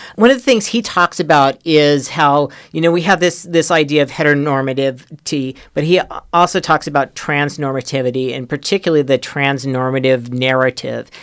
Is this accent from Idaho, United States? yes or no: yes; Idaho, United States; we grew up in Idaho